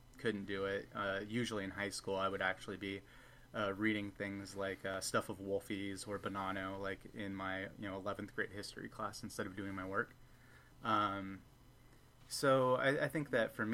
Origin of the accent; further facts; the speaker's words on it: Bay Area, California, United States; I grew up in the Bay Area